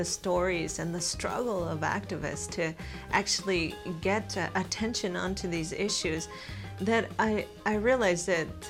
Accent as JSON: {"language": "English", "town": "Los Angeles", "region": "California", "country": "United States", "tie": "born or raised there", "also_born_or_lived": "East Coast", "moved": "as an adult", "said": "I grew up in the Los Angeles area in a place that was almost 100% Mexican."}